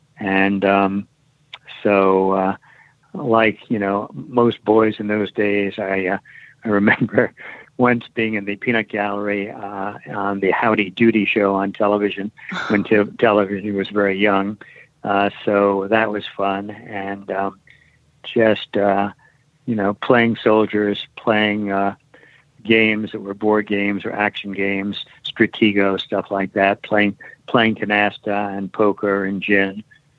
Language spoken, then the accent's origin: English; New York City, New York, United States; I grew up in Manhattan and lived on the Upper East Side.